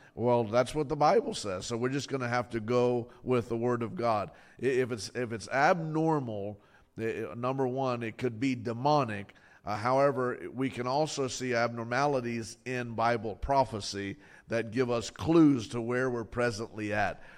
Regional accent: Fort Lauderdale, Florida, United States; I grew up in Fort Lauderdale

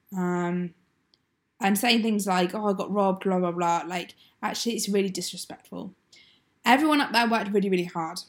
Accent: Exeter, South West England, United Kingdom; moved away as an adult; now in Sunderland, United Kingdom; I'm from Exeter

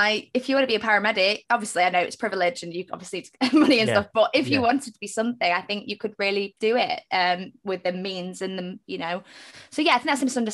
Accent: Manchester, North West England, United Kingdom; I am from Manchester. I have this accent.

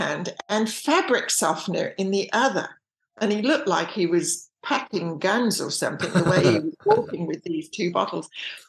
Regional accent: England, United Kingdom; moved away; I was very churched when I was raised in England.

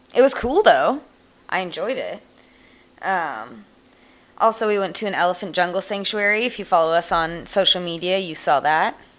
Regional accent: Shaver Lake, California, United States; my hometown, Shaver Lake, California

